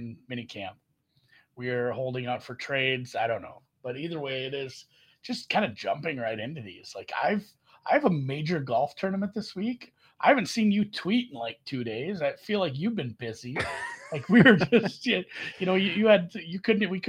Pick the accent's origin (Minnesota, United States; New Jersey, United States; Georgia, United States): Minnesota, United States; I'm from Minnesota.